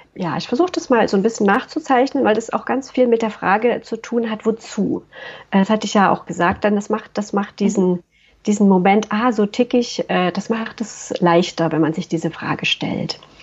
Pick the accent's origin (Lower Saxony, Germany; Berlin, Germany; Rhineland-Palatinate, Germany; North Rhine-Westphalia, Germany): North Rhine-Westphalia, Germany; Waldbröl; ich komme aus Waldbröl, das ist eine kleine Stadt im Oberbergischen